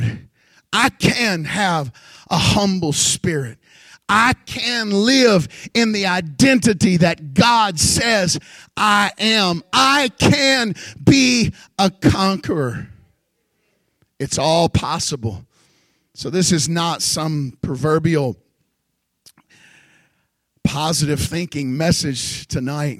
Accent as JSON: {"language": "English", "town": "Houston", "region": "Texas", "country": "United States", "tie": "born or raised there", "said": "I was raised in Houston"}